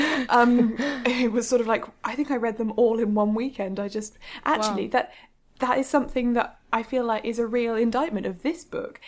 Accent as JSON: {"language": "English", "country": "United Kingdom", "said": "we are British"}